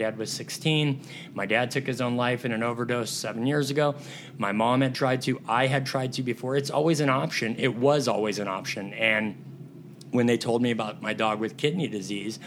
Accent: Southern California, United States; moved away as an adult; I'm from Southern California

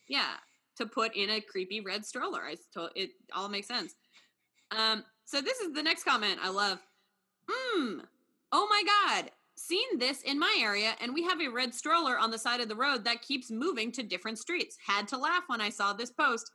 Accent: New York, United States; me as a New Yorker

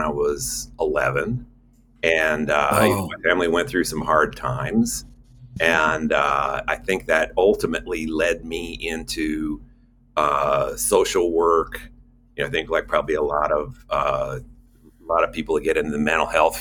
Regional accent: San Francisco, California, United States; I grew up in San Francisco in a little Italian neighborhood.

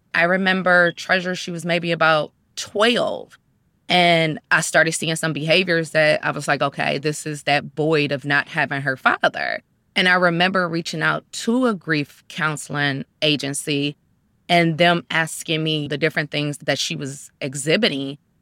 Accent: Cleveland, Ohio, United States; I was born and raised in Cleveland, Ohio.

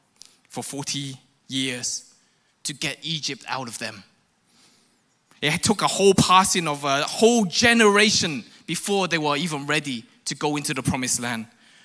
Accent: London, United Kingdom; also born or lived in Hong Kong; now in Malaysia; For those who don't know, I'm born in Hong Kong, I grew up in London. And so I have this Rajat kind of accent.

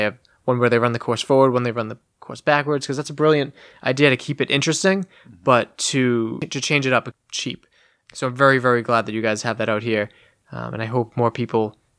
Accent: Massachusetts, United States; I'm like, well, I'm from Massachusetts

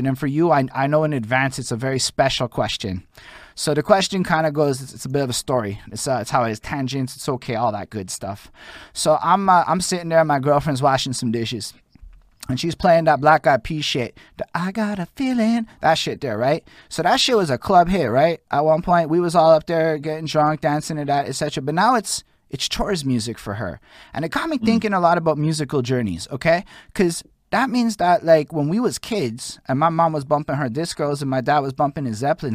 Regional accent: Montreal, Quebec, Canada; I'm from Montreal

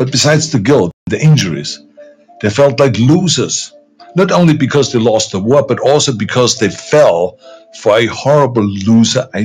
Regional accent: Austria; moved away as an adult; also born or lived in California; when I grew up in Austria after the Second World War

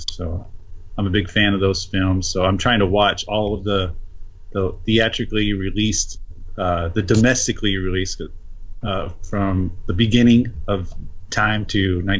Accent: California, United States; I grew up in California

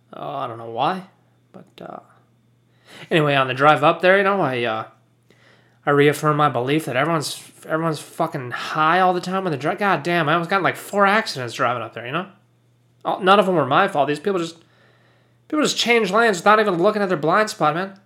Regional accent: United States; I'm American

